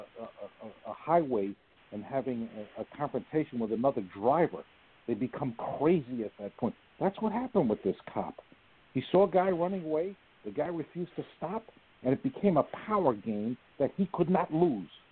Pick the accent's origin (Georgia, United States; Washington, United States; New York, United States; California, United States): New York, United States; New York City; I'm just a little guy from the Bronx